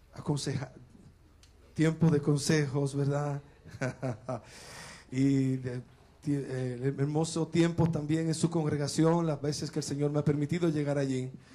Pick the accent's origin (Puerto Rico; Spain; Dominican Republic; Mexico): Dominican Republic; La Romana; una iglesia creciente en la romana de donde, la cual es mi pueblo natal